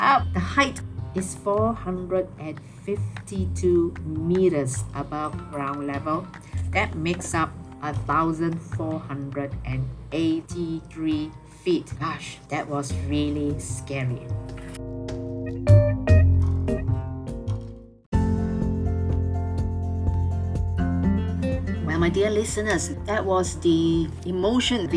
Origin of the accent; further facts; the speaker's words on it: Malaysia; a local Malaysian tour guide